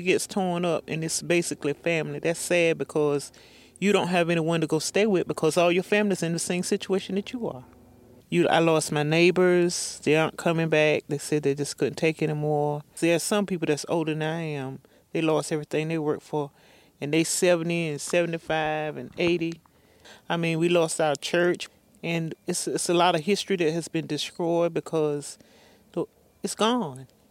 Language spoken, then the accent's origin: English; North Carolina, United States; I'm originally from Paragon, North Carolina, here in the community of White Stocking